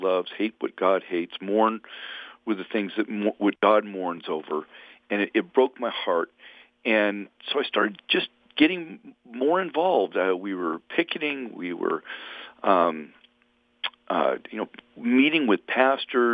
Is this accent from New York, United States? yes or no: no; San Diego, California, United States; I grew up in Southern California, in San Diego to be specific